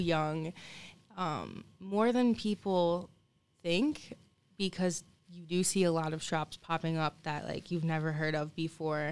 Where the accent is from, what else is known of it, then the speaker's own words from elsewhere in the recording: Lansing, Michigan, United States; I was born in Lansing at Sparrow